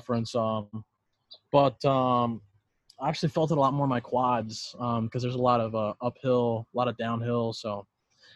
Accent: California, United States; moved away as an adult; growing up a Cali kid, didn't really have a whole lot of ice

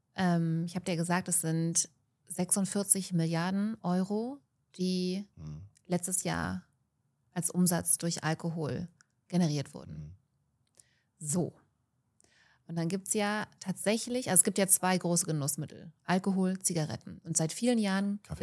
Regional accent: Germany; bei uns in Deutschland

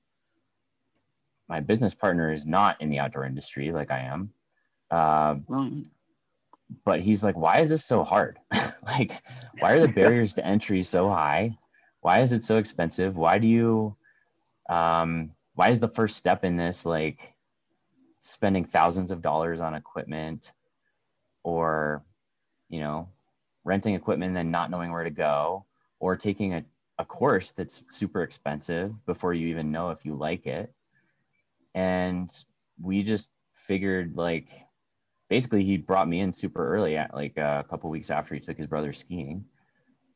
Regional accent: United States; moved away as an adult; also born or lived in Maryland / New York / Maine; I grew up in New York State and Maryland

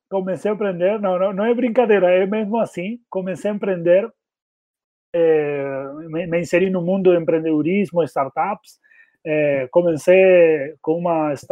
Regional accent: Argentina; Portuguese is a second language; moved away as an adult; also born or lived in São Paulo, Brazil; now in Brazil; mas sou argentino, já cheguei aqui no Brasil em 2013, já faz uns sete anos.

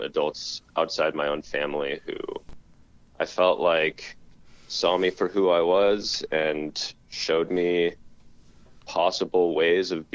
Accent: Vashon, Washington, United States; I grew up on Vashon Island, which is a pretty small community in the Pacific Northwest.

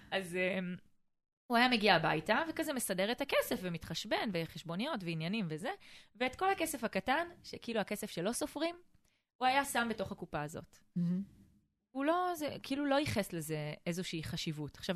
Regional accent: Eilat, Southern District, Israel; moved away as an adult; שאני תושבת אילת במקור, {S1} mm-hmm. נולדתי באילת, {S0} ושם חייתי עד בערך גיל 20, אז כל הילדות שלי עברה שם.

